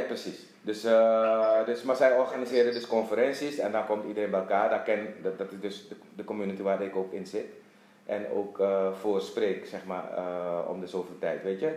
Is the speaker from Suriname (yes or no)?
yes; Suriname; moved away as an adult; also born or lived in Netherlands / Dublin, Ireland; now in Curaçao; ik ben geboren getogen in Suriname.